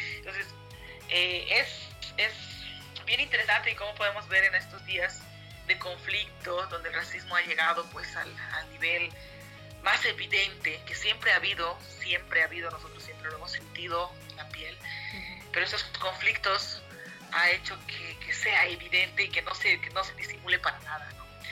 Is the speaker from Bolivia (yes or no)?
yes; Canavi, Yungas, La Paz, Bolivia; now in Cochabamba, Bolivia; soy de los Yungas de La Paz, de Canavi